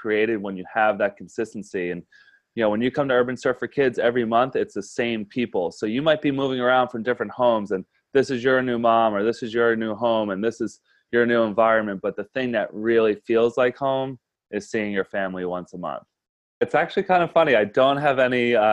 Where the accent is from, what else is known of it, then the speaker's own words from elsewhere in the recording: Yonkers, New York, United States; moved away as an adult; A kid growing up in Yonkers, New York